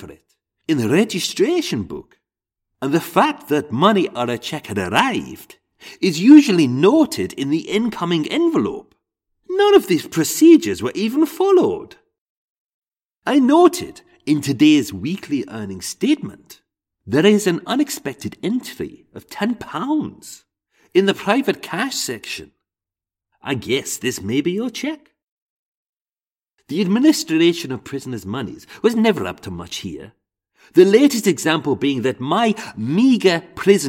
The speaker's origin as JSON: {"language": "English", "region": "England", "country": "United Kingdom", "accent": "English", "said": "in an English accent, my own accent."}